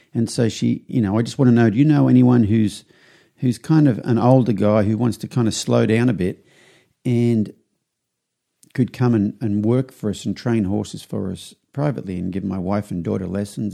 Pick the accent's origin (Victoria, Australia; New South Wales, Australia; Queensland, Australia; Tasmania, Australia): New South Wales, Australia; Young; moved away as an adult; now in United States; I flew back to Australia to my hometown. I'm from a small country town in New South Wales called Young.